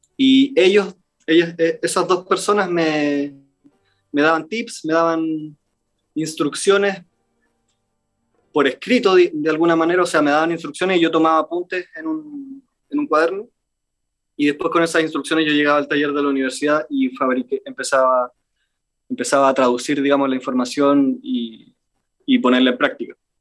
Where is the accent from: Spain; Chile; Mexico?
Chile; como buen chileno